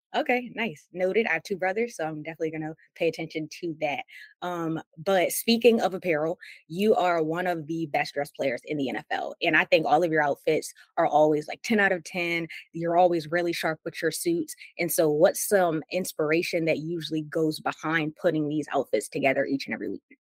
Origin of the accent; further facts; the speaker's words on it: Maryland, United States; I'm from Maryland, and so growing up, Allen Iverson um, sometimes would be in the area